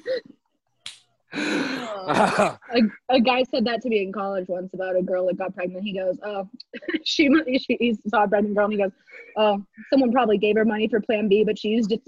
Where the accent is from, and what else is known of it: Colorado, United States; born or raised there